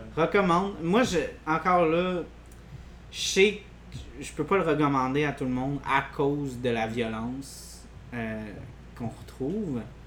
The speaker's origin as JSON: {"language": "French", "region": "Quebec", "country": "Canada", "said": "en tant que Québécois"}